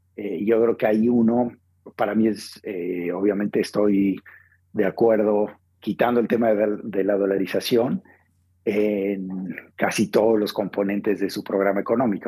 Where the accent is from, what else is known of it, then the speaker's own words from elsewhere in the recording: Mexico; also born or lived in Argentina; yo crecí en Argentina, como bien dice, hasta los 10 años fui al, colegio primario en Argentina, luego mi familia se fue a México y luego crecimos en México